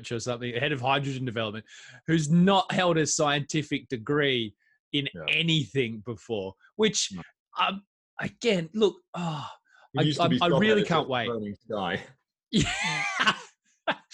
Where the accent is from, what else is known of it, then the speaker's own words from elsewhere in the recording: Australia; moved away; I'm an Aussie guy